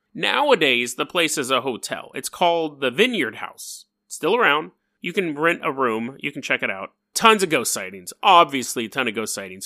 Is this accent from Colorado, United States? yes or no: no; Sacramento, California, United States; I'm from Sacramento